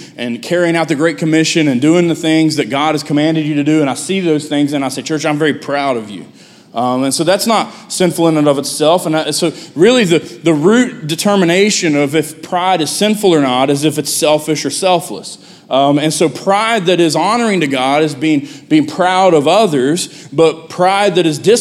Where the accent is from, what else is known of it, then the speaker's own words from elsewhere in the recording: United States; also born or lived in West Virginia; being an American that speaks English